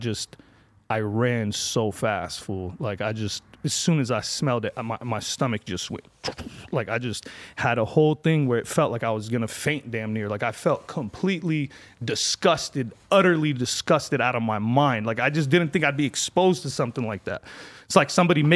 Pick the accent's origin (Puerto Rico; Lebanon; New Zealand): Lebanon; moved away; I'm from Lebanon